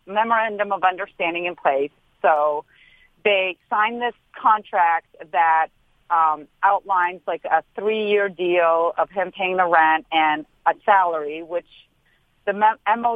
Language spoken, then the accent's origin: English; St. Louis, Missouri, United States; also born or lived in Beverly Hills; I may spend half the year in Beverly Hills, but I'm from St. Louis